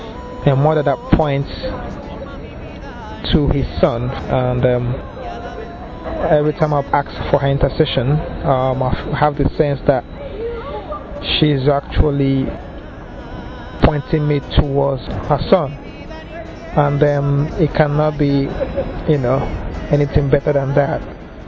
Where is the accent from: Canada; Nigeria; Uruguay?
Nigeria; I am from Nigeria and I'm 33.